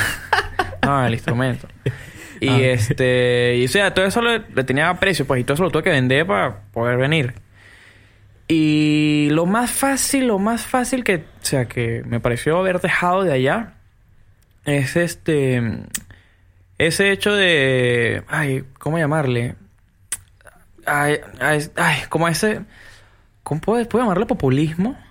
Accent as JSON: {"language": "Spanish", "country": "Venezuela", "moved": "yes", "lives_now": "Peru", "said": "yo fui un venezolano más y como fui un venezolano más, tuve que emigrar de Venezuela y actualmente me encuentro en el Perú"}